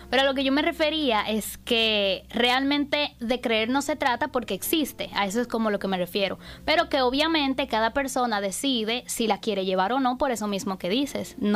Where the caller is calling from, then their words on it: Tampa, Florida, United States; te llamo de, la ciudad de Tampa.